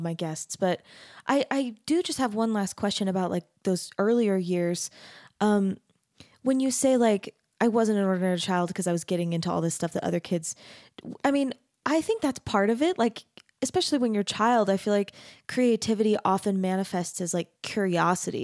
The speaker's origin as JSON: {"language": "English", "region": "Arizona", "country": "United States", "tie": "born or raised there", "said": "I grew up in Arizona."}